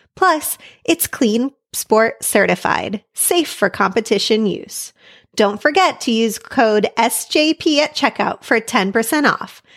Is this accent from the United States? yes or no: yes; United States; myself obviously being an American writer with most of my experience competing here in America